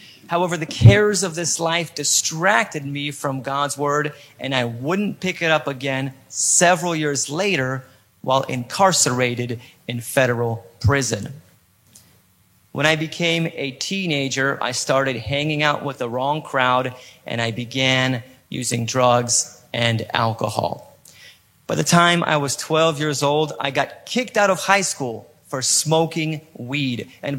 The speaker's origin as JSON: {"language": "English", "country": "Poland", "tie": "born or raised there", "said": "I was born in Poland and I live in Poland, Europe. Some of you may be asking yourself, how in the world could someone with a perfect American accent be born in and live in Poland?"}